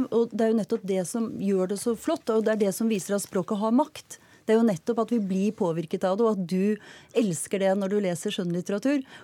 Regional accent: Norway; Jeg kan gå mann av huse, og jeg er nordmann.

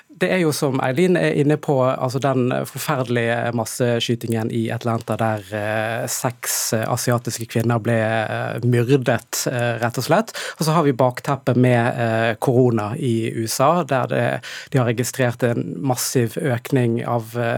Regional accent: Bergen, Vestland, Norway; jeg er oppvokst i, eh, i Bergen

